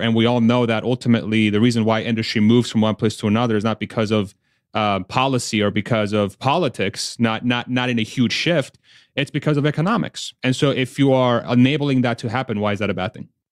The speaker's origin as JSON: {"language": "English", "country": "United States", "said": "speaking as an American"}